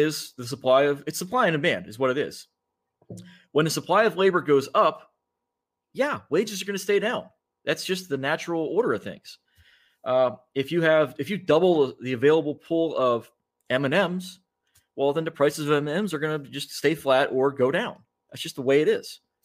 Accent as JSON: {"language": "English", "area": "Rust Belt", "region": "Midwest", "country": "United States", "tie": "born or raised there", "said": "I grew up in the Midwest, in the Rust Belt"}